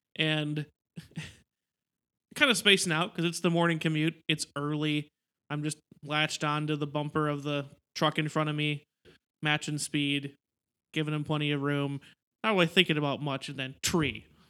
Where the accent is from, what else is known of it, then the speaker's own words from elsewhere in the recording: Wisconsin, United States; we are from Wisconsin